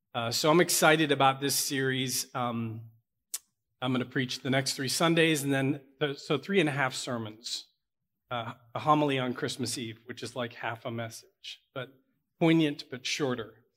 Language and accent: English; Pittsburgh, Pennsylvania, United States; I'm from Pittsburgh.